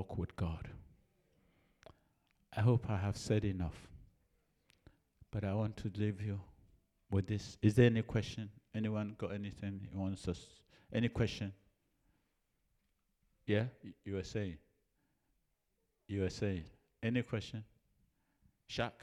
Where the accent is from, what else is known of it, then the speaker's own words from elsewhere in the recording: Ejisu, Ashanti, Ghana; moved away; I'm from Ejusu